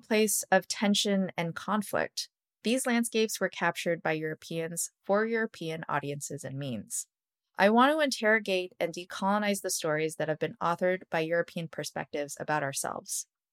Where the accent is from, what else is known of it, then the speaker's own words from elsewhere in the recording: Toronto, Ontario, Canada; I was born and raised in Scarborough